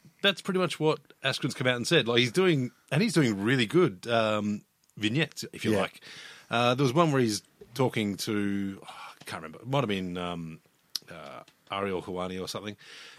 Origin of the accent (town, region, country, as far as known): Australia